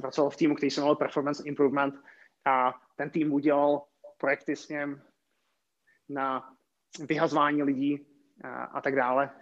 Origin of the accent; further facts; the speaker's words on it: České Budějovice, South Bohemian Region, Czechia; moved away as an adult; also born or lived in Prague; já jsem původem z Českých Budějovic